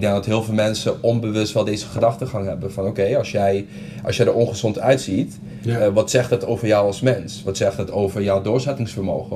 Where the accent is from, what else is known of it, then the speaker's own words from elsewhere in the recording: Curaçao; moved away as an adult; now in Netherlands; Ik kom oorspronkelijk uit Curaçao